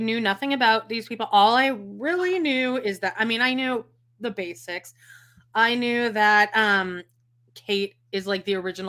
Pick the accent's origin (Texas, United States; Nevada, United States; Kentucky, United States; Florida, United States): Nevada, United States; Las Vegas; now in St. George, United States; I live in St. George, gross, and I grew up in Las Vegas.